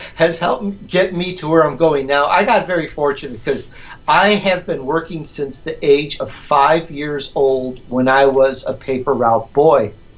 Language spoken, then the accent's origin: English; Chicago, Illinois, United States; accent: Chicagoan; also born or lived in Sicily, Italy / California; now in Southern California, United States; I was born in Sicily, Italy. I grew up in Chicago, so you're going to get that sometimes that Chicagoan harsh little harsh accent comes out